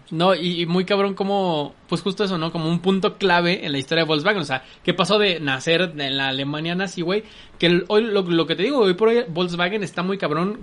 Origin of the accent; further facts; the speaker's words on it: Mexico City, Mexico; todavía me tocó la época en Ciudad de México, muy morrito yo, en la que todos los taxis eran bochos